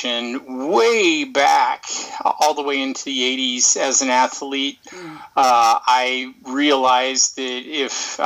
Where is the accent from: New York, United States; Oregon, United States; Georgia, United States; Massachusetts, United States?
Oregon, United States; Portland; also born or lived in Kansas; I grew up here in Oregon and played a lot of soccer.